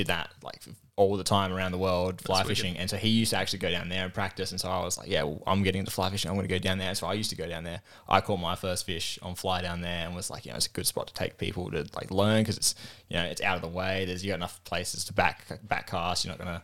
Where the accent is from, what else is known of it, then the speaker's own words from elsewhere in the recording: Adelaide, South Australia, Australia; I'm from South Australia, born and raised, always lived sort of by the beach